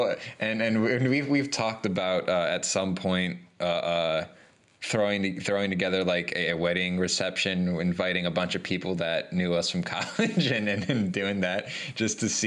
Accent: Cleveland, Ohio, United States; I am reigning from Cleveland, Ohio

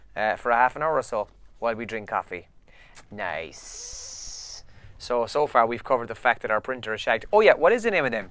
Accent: Ireland; as Irish people

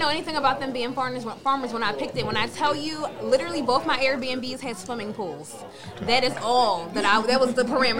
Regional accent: Philadelphia, Pennsylvania, United States; I grew up in Germantown with concrete

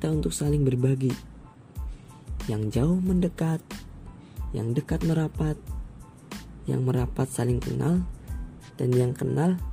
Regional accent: Banyumas, Central Java, Indonesia; born there; aku lahir di Banyumas 8 November 2002 hari Jumat yap benar benar benar umur aku 17 tahun

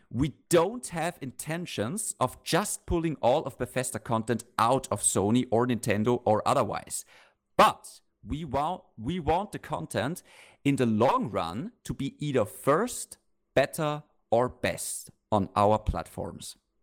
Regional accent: Austria; bei uns in Österreich

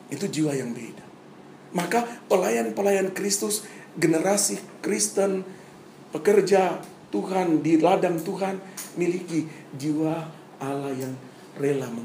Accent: Papua, Indonesia; Saya datang dari Papua, saudara baru selesai SMA tahu masih garang juga saudara-saudara.

